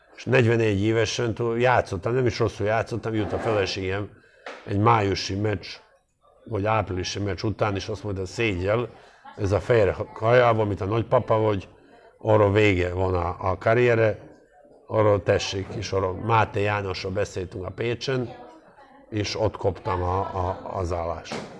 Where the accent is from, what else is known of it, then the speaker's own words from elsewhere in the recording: Montenegro; also born or lived in Dubrovnik, Croatia; now in Hungary; én Montenegro-i gyerek vagyok, azért ez tudjuk már meg, hogy azért ez nem egy csúnya ország, Dubra nyugodt születtem